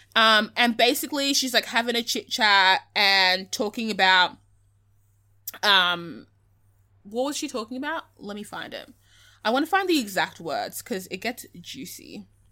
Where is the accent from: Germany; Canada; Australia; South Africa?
Australia; identify as being Australian